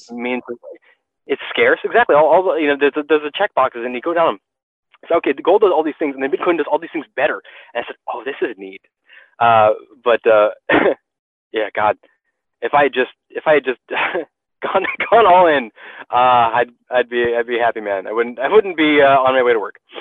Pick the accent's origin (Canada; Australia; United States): United States; being an American